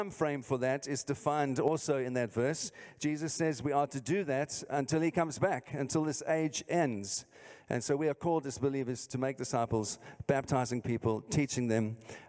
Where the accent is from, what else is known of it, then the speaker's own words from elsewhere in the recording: London, United Kingdom; moved away; as you can hear from my accent, I'm not from here, I'm from the south, South London.